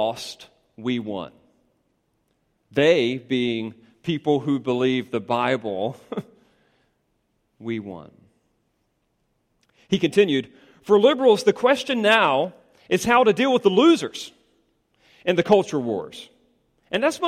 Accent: United States; Our stress levels will rise as Americans

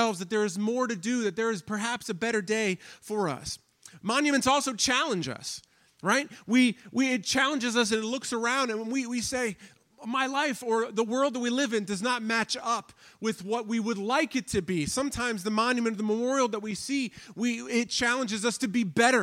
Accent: Washington, District of Columbia, United States; now in Pittsburgh, United States; I grew up in the Washington, D.C. area.

